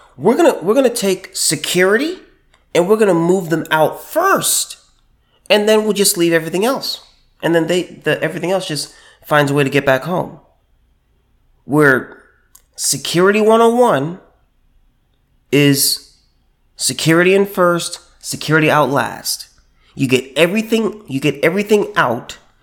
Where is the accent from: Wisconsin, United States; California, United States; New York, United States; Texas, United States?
California, United States; my home state, California